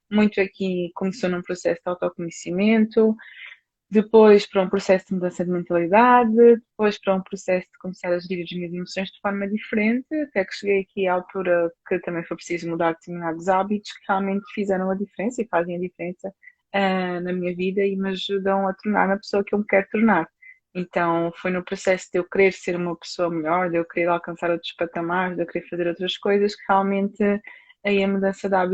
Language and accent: Portuguese; Portugal; sou de Portugal, tá?